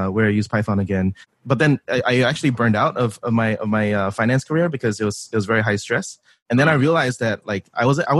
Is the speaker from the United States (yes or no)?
no; Singapore; moved away as an adult; I was born and raised in Singapore, came over for college 10 years ago